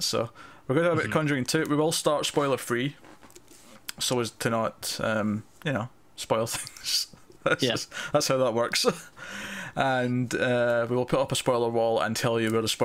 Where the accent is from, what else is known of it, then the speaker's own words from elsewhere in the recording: Scotland, United Kingdom; I'm Scottish